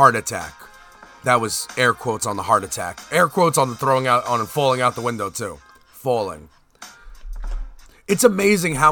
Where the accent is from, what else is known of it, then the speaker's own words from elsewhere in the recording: United States; I'm American